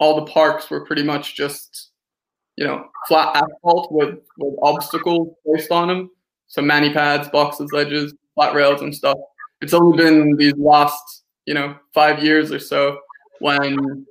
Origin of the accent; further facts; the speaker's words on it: Helsinki, Uusimaa, Finland; also born or lived in United States / Montreal, Canada; now in Copenhagen, Denmark; I'm originally from Helsinki, Finland, which is kind of the odd, weird brother of Sweden and Denmark. Grew up there in a kind of international household